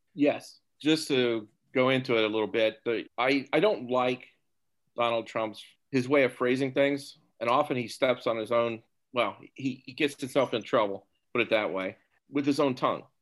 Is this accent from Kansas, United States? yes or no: yes; Topeka, Kansas, United States; moved away as an adult; also born or lived in New Jersey; now in Philadelphia area, United States; born and raised in Topeka, Kansas